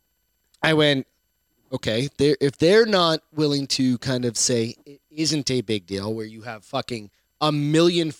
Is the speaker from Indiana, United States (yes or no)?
no; Portland, Maine, United States; I was born in Portland